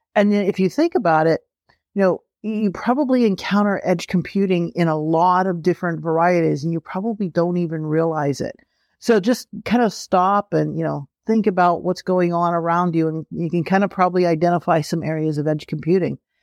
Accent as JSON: {"language": "English", "region": "Pennsylvania", "country": "United States", "tie": "born or raised there", "said": "I grew up in Pennsylvania"}